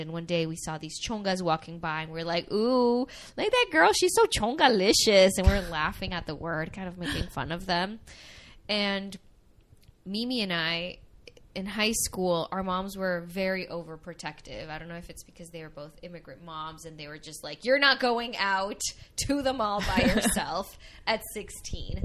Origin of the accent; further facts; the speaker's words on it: Miami, Florida, United States; also born or lived in Venezuela; I was born in Venezuela. Um, I came to the I came to Miami when I was 7 years old